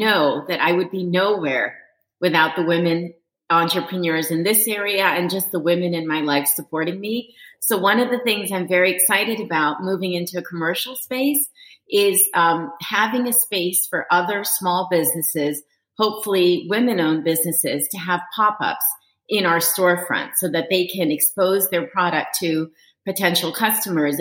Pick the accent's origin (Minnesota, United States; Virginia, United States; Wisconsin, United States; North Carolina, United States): Virginia, United States; Reston; Reston, which is, of course, my hometown